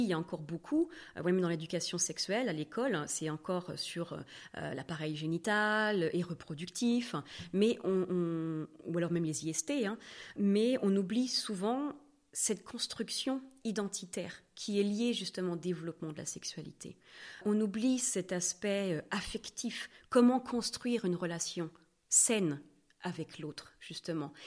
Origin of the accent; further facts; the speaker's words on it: Normandy, France; first language French; moved away as an adult; also born or lived in Vienna, Austria; now in Switzerland; Moi, je viens de Normandie